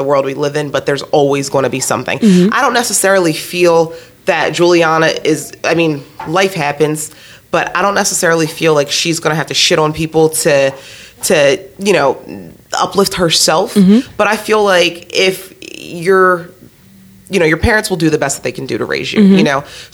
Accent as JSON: {"language": "English", "town": "Williamstown", "region": "New Jersey", "country": "United States", "tie": "born or raised there", "said": "growing up in Williamstown, New Jersey"}